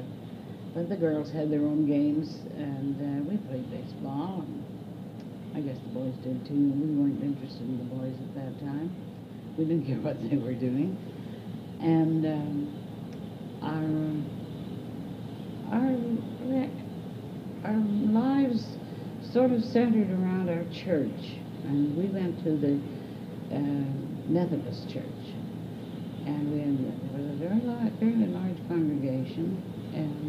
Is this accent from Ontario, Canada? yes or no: yes; Toronto, Ontario, Canada; also born or lived in Scotland; I was born in Scotland and came as a child of five to Toronto. And then we moved to Etobicoke, Islington as it was known then, when in 1912